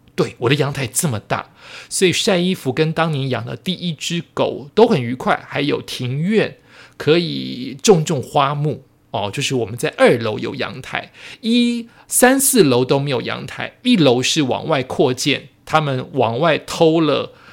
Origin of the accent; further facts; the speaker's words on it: Taiwan; 我爸爸妈妈原本住眷村，后来过好一点的日子之后，就是不小心生出了我。也许生出我之后的一到三四年，不知道是哪一年，可能他们也不记得了。我们就搬到了我的第一个房子，但是是我爸妈在台湾的第二个房子了